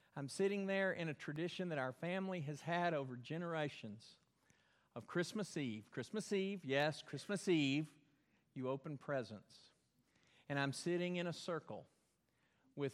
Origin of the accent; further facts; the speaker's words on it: Belton, Texas, United States; moved away; Where I grew up in Belton, there was a dam, Belton Dam, built way up high.